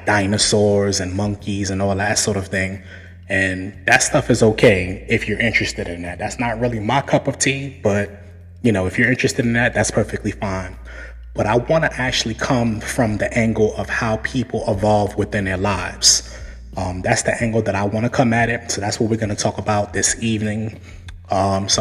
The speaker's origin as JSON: {"language": "English", "town": "New York City", "region": "New York", "country": "United States", "tie": "born or raised there", "said": "I was born and raised in Brooklyn, New York"}